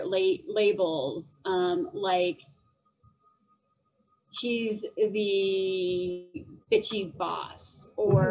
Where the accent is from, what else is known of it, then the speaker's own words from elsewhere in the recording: Phoenix, Arizona, United States; now in Denver, United States; I do live in Denver and I'm actually originally from Phoenix.